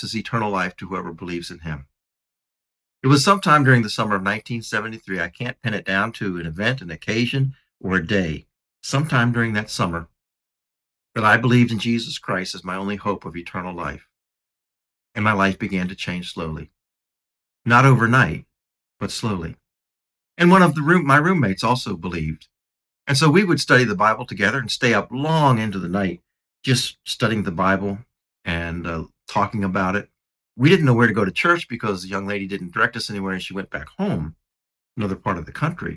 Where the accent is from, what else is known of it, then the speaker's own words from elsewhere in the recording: United States; I'm American, and I went to this church, and I was catechized